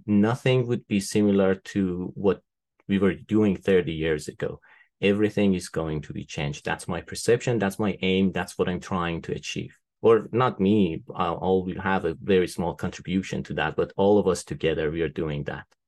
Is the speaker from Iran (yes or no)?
yes; Tehran, Tehran Province, Iran; moved away as an adult; also born or lived in Isfahan, Iran / United Kingdom; now in United States; I was born in Iran. Uh, I was born in Isfahan. It's a city in the central part of Iran. It's kind of like a historical city. Um, lots of interesting, um, old buildings to see there. Uh, but I was raised in Tehran, the capital of the country